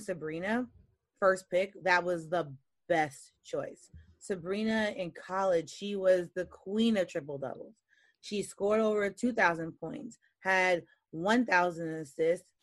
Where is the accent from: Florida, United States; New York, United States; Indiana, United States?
New York, United States; also born or lived in Louisiana; I'm a New Yorker.